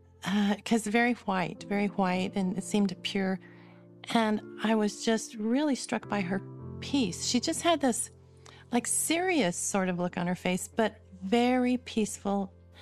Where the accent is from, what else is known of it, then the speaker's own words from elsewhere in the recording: California, United States; born there; also born or lived in Arizona; now in West Jordan, United States; I was born in California, spent a lot of my life in Arizona and California, kind of going back and forth. I'm now in West Jordan, Utah